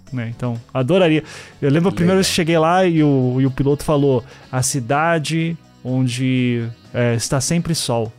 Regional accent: Curitiba, Paraná, Brazil; also born or lived in Recife; Eu só nasci em Recife, né? E vivi a vida inteira em Curitiba, a família inteira de Curitiba também

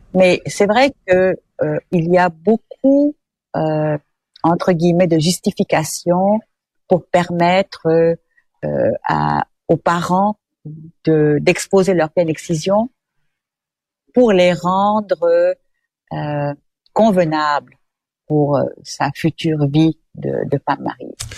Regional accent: Quebec, Canada

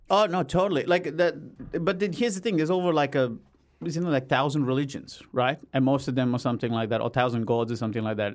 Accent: Australia; as an Aussie

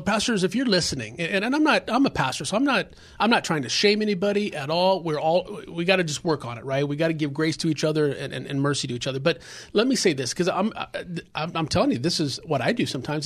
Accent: Los Angeles, California, United States; I grew up in South Central area

